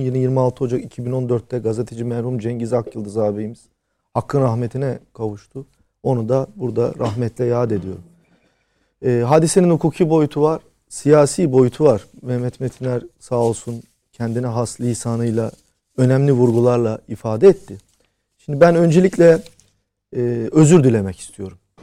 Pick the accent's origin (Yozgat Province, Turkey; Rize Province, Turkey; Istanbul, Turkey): Istanbul, Turkey; nacizane bir İstanbullu olarak